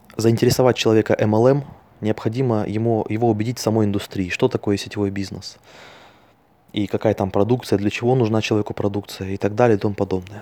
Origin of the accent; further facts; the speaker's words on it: Altai Krai, Russia; я родился на Алтайском крае